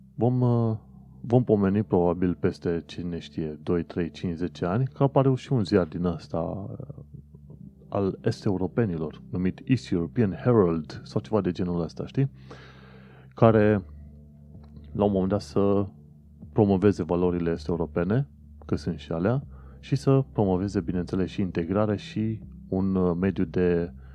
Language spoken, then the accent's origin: Romanian; Constanța, Constanța County, Romania; moved away as an adult; now in United Kingdom; Constanța, orașul meu